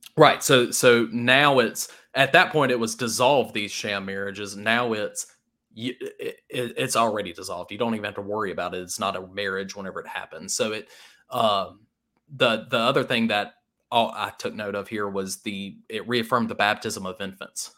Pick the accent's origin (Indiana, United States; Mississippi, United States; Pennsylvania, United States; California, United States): Mississippi, United States; Starkville; I grew up in the Starkville area